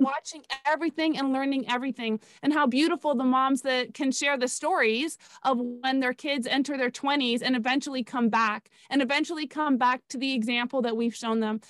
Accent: Canada; moved away as an adult; now in South Florida, United States; I was born and raised in Canada

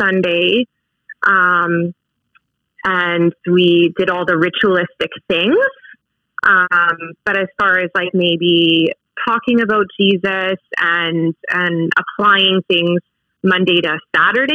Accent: Saskatoon, Saskatchewan, Canada; I grew up in Saskatoon, so very close to where we live now.

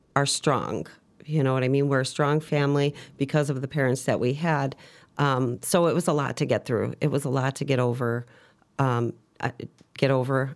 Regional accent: Chicago, Illinois, United States; I'm originally from Chicago, Southside girl. Um, grew up around the Archer and Harlem area.

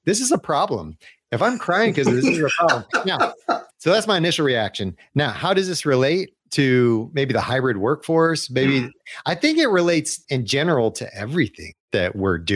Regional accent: Atlanta, Georgia, United States; moved away as an adult; also born or lived in Chicago; I grew up in Atlanta

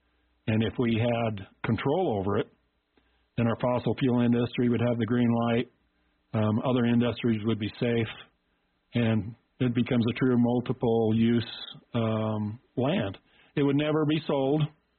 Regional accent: United States; now in Rock Springs, United States; growing up around Yellowstone

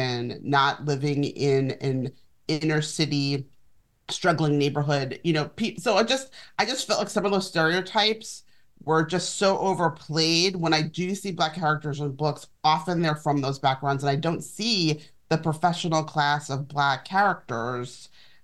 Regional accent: New York City, New York, United States; I grew up in Manhattan

